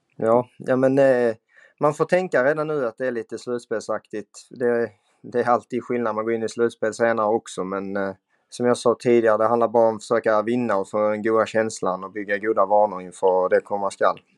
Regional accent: Skåne, Sweden; moved away as an adult; now in Umeå, Sweden; Jag är 27 år från Skåne som eh, numera spelar i Björklöven

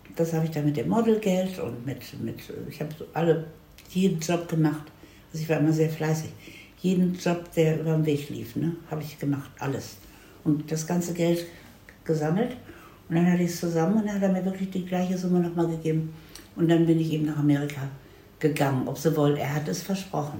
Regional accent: Hanover, Lower Saxony, Germany; moved away; also born or lived in United States; in Hannover, wo ich herkomme.

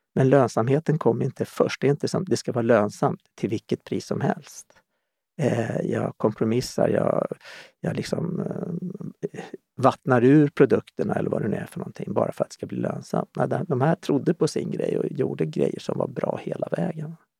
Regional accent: Stockholm, Stockholm County, Sweden; moved away as an adult; also born or lived in Omberg, Östergötland / Kallhäll; Jag är född och uppvuxen i Stockholm

